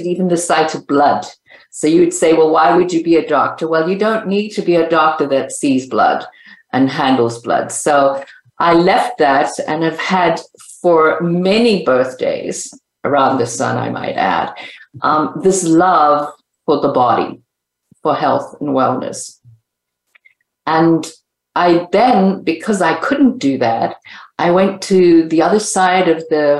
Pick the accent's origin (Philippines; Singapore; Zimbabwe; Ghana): Zimbabwe; also born or lived in California; now in Las Vegas, United States; I'm originally from Zimbabwe. So I say to people now that I live here in the United States